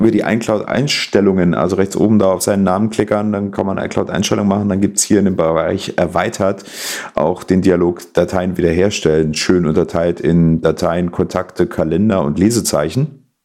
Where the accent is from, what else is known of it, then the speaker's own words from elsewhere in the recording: East Germany, Germany; Ich komme aus der Zone, ich darf das.